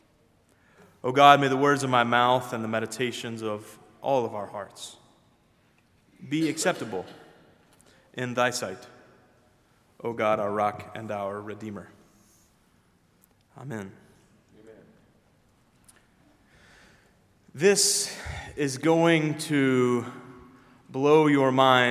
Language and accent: English; Memphis, Tennessee, United States; now in Decatur, United States; my hometown of Memphis